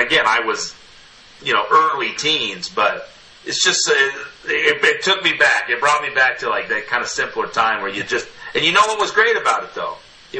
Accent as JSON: {"language": "English", "town": "Yakima", "region": "Washington", "country": "United States", "tie": "born or raised there", "moved": "yes", "said": "In 1990. So I'm from Washington State, like originally. Right. I was born in Yakima."}